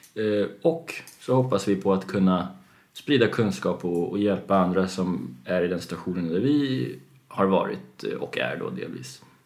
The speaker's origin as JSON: {"language": "Swedish", "region": "Gotland", "country": "Sweden", "tie": "born or raised there", "said": "jag är själv uppväxt på Gotland delvis"}